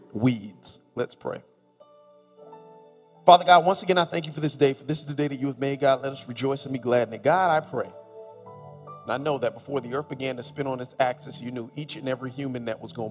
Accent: Miami Gardens, Florida, United States; I'm from Carroll City

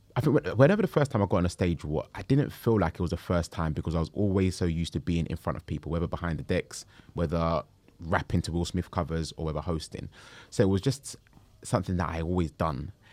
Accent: London, United Kingdom; also born or lived in Camberwell, London; Born and raised in Peckham, moved to Camberwell when I was probably about, uh, maybe five or six

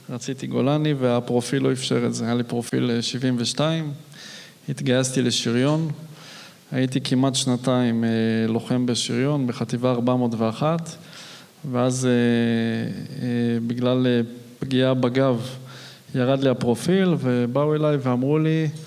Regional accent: Arad, Southern District, Israel; also born or lived in Modiin; אני כילד גדלתי בפריפריה. וגדלתי באמת כילד בערד עד גיל 13. לאחר מכן ההורים עברו למודיעין.

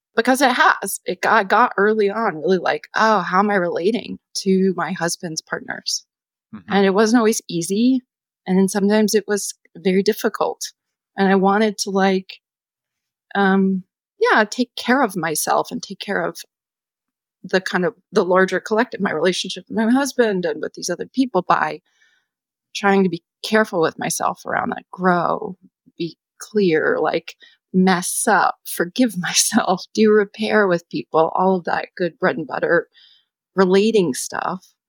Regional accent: United States; as a person growing up in the United States

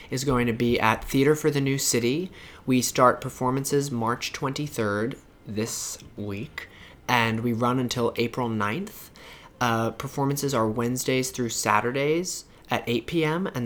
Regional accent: Brooklyn, New York, United States; also born or lived in Long Island; Uh, from Brooklyn by way of Long Island. I went to high school on Long Island and uh, when I got to college, I immediately

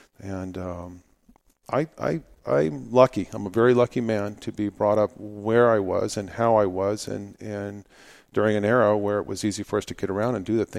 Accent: Phoenix, Arizona, United States; Well, I grew up here in Phoenix, Arizona. I'm actually a fourth generation native here in Arizona, and my family comes from the White Mountains.

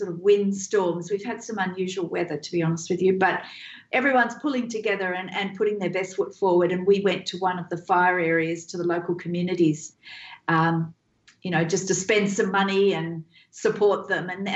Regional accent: Australia; having been born and bred in Australia

